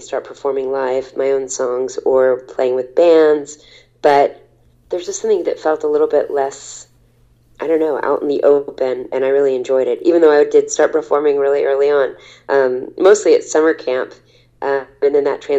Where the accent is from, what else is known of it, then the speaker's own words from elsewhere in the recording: Texas, United States; I was from Texas